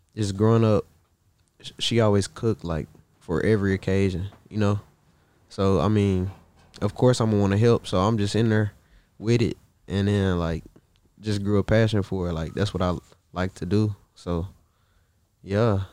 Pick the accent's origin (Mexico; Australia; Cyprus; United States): United States; Marshall, Texas; I'm from Marshall.